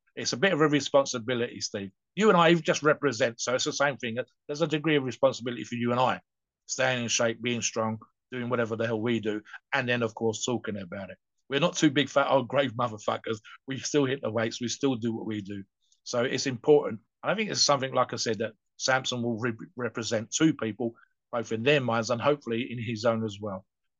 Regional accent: United Kingdom; because we're British

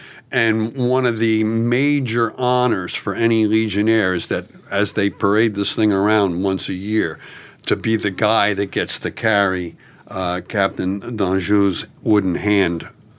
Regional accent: United States

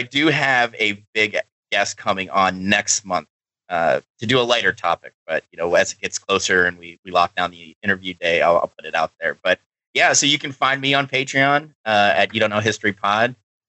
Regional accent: Ohio, United States; I'm from Ohio

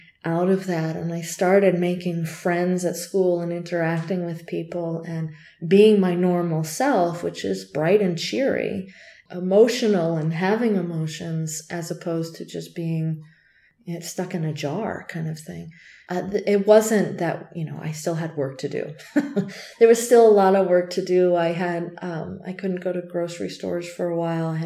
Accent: Tucson, Arizona, United States; I'm from Tucson.

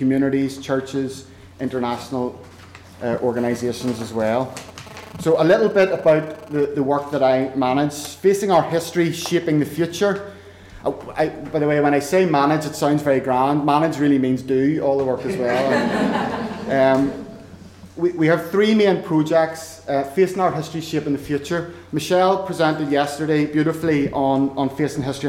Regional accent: Northern Ireland, United Kingdom; I'm from Northern Ireland. I am a product of a deeply divided and contested society. I'm a product of a schooling system that was and still is largely segregated along religious lines

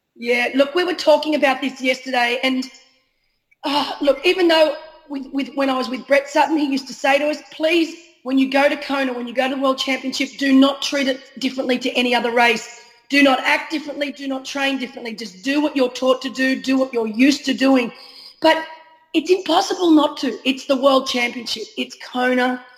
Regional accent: Australia; We as an Aussie

